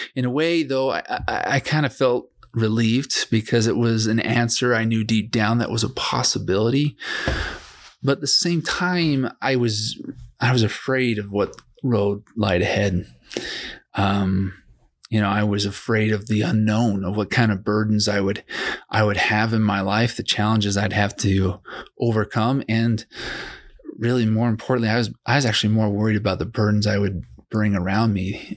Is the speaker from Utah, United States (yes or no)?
yes; Provo, Utah, United States; now in Vernal, United States; I'm from Vernal, Utah. I grew up in Provo, Utah